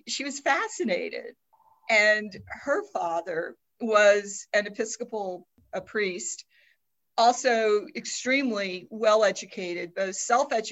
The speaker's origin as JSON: {"language": "English", "town": "New Orleans", "region": "Louisiana", "country": "United States", "tie": "born or raised there", "said": "I grew up in New Orleans"}